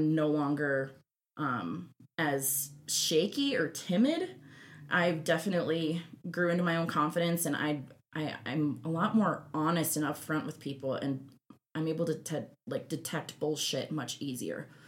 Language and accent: English; Minnesota, United States; now in Denver, United States; I grew up in Minnesota